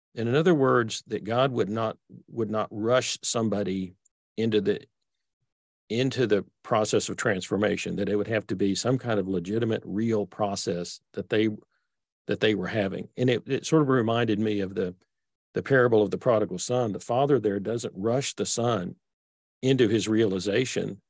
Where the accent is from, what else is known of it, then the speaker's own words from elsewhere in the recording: Texas, United States; accent: Texas; I grew up in Texas. So I've got this sort of Texas accent that I can't get rid of.